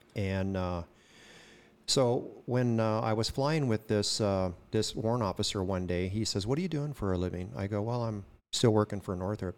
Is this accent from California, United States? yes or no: yes; Oildale, California, United States; born or raised there; also born or lived in Kern County